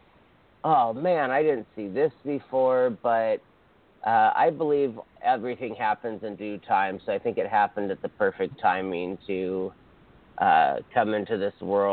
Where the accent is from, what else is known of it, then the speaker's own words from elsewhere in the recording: Hawaii, United States; I'm from Hawaii, so there's many, many Filipinos